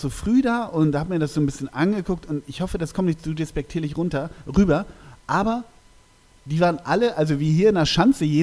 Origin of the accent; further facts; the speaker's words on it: North Rhine-Westphalia, Germany; so weit ist es gar nicht von meiner Heimat entfernt. Es ist ja tiefstes Emsland und ich komme ja aus Westfalen